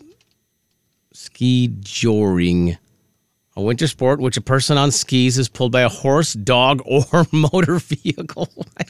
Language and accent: English; Minnesota, United States; when I grew up in Minnesota